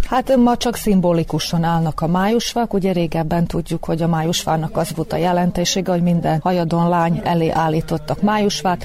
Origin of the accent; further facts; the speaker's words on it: the Part, Vojvodina, Serbia; moved away; én valójában már nem itt lakom a parton, de ide valósi születésű vagyok